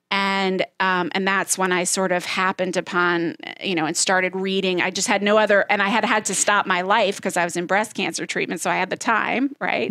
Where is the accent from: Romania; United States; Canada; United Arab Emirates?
United States; Southeast Georgia; I grew up in Southeast Georgia